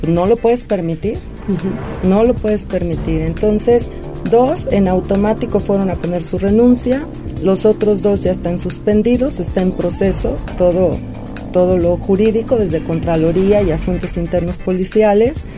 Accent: San Martín Texmelucan, Puebla, Mexico; San Martín es mi tierra, es mi casa. Ahí crecimos, ahí nacimos

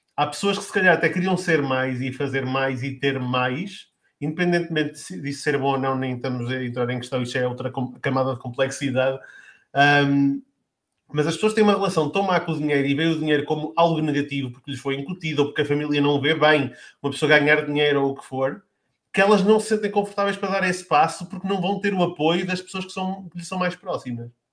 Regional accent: Lamego, Norte, Portugal; na cidade de onde eu sou, que sou do Lamego

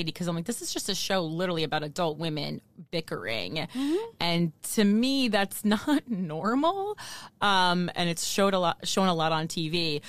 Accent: New Jersey, United States; especially considering the fact that I'm from New Jersey.

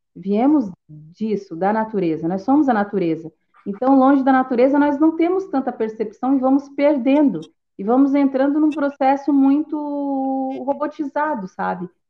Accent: Tubarão, Santa Catarina, Brazil; eu sou de Tubarão, Santa Catarina

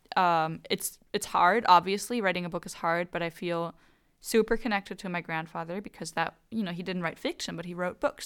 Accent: Germany; growing up in Germany with American grandparents

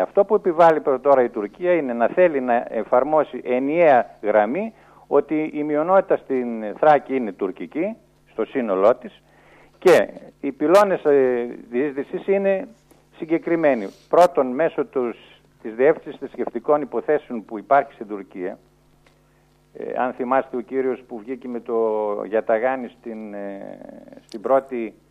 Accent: Eastern Macedonia and Thrace, Greece; ως Έλληνας χριστιανός που μένει στην περιοχή

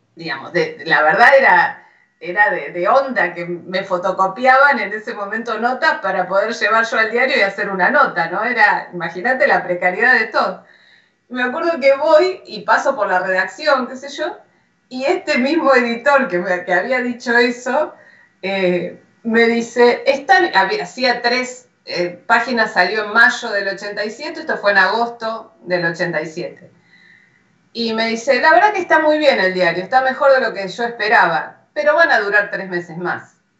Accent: General Rodríguez, Buenos Aires Province, Argentina; yo soy de General Rodríguez

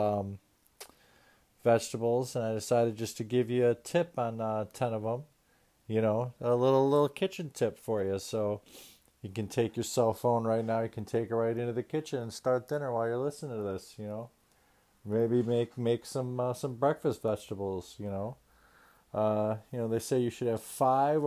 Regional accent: United States; my prerogative as American

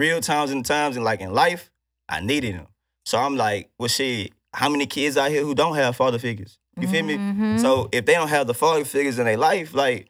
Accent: Houston, Texas, United States; Yeah, I'm from Houston.

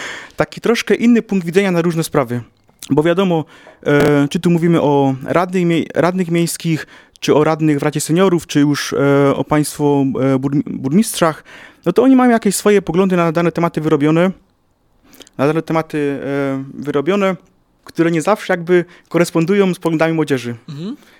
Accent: Ruda Śląska, Silesian Voivodeship, Poland; Ja pochodzę z, mia z miasta sąsiedniego, czyli z Rudy Śląskiej

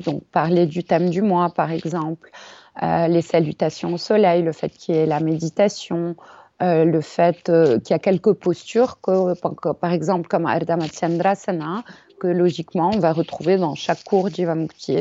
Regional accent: Paris, Île-de-France, France; also born or lived in India; Je suis née à Paris, j'ai grandi à Paris

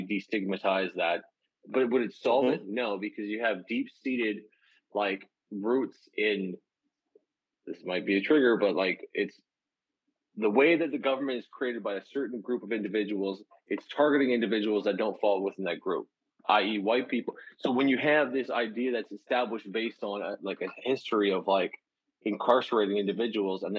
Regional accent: Canada; I'm a Canadian.

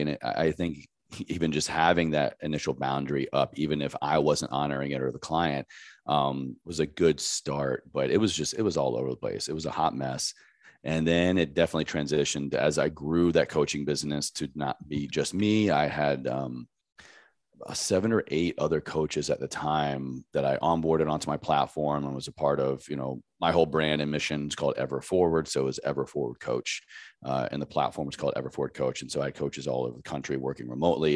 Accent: Roanoke, Virginia, United States; moved away as an adult; also born or lived in Washington, D.C.; now in Los Angeles, United States; I grew up in Southwest Virginia in a very tiny town called Roanoke

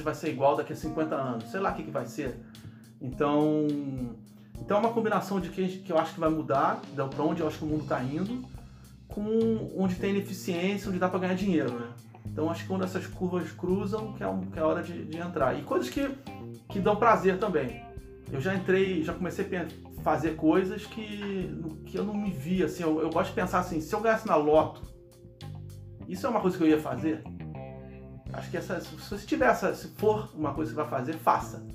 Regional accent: Brazil; moved away as an adult; now in Silicon Valley, United States; quando eu saí do Brasil

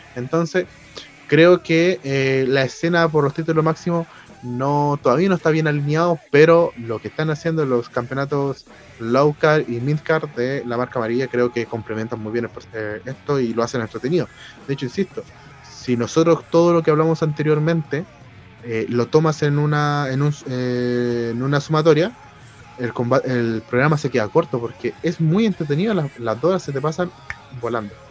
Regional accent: Chile; a nosotros como latinoamericanos, y obviamente como chilenos

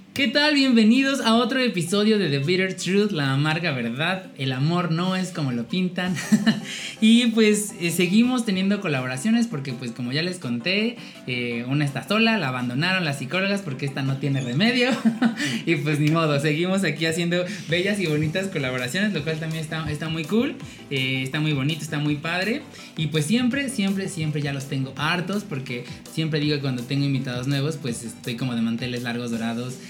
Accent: Puebla, Mexico; como buenas poblanas

